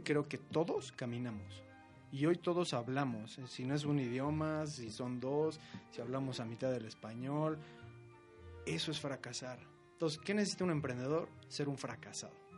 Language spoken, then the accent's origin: Spanish; Mexico; somos así los mexicanos